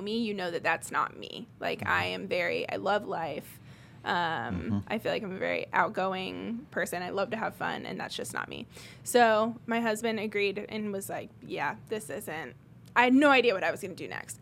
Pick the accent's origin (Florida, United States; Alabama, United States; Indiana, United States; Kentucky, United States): Indiana, United States; Greenwood; also born or lived in England; apart from a short stint of where I grew up in England, I have mostly been in Greenwood my whole life since I was seven. Um, went to Center Grove schools